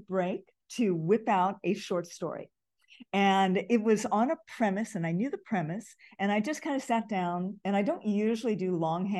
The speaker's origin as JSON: {"language": "English", "region": "Hawaii", "country": "United States", "tie": "born or raised there", "said": "You know, it's interesting because I grew up in Hawaii, so Chinese in Hawaii is different from Chinese growing up in the LA area."}